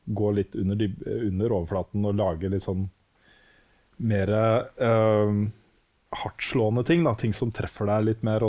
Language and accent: Norwegian; Norway; vi er født og oppvokst i Norge